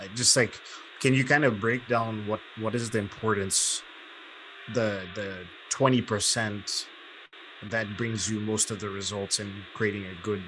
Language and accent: English; Zambia; born there; So basically, to keep the story brief, I was born in Zambia. My dad's obviously Zambian, Southern Africa.